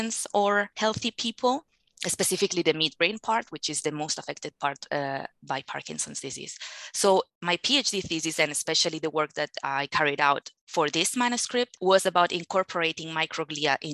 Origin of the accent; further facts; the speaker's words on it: Barcelona, Catalonia, Spain; English is a second language; moved away as an adult; now in Luxembourg; I'm from Barcelona. So I already speak two languages